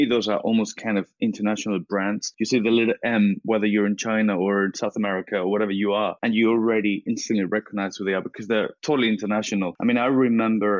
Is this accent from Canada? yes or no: no; Spain; English is a second language; moved away as an adult; now in United Kingdom; I was born and brought up in Spain.